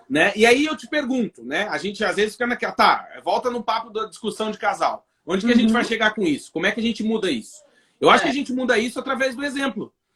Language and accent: Portuguese; Brazil; moved away as an adult; now in Portugal; Falei, do Brasil.